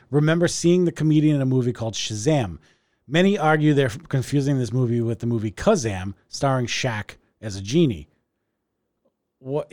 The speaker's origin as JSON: {"language": "English", "town": "Revere", "region": "Massachusetts", "country": "United States", "tie": "born or raised there", "said": "I grew up in Revere"}